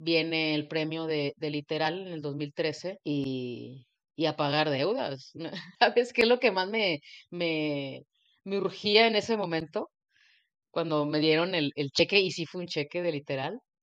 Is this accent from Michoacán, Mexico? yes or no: no; Monterrey, Nuevo León, Mexico; also born or lived in Houston; yo soy de Monterrey